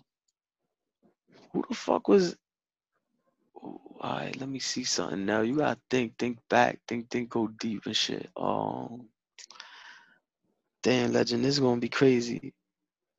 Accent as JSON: {"language": "English", "town": "Jersey City", "region": "New Jersey", "country": "United States", "said": "I'm from fucking Jersey City"}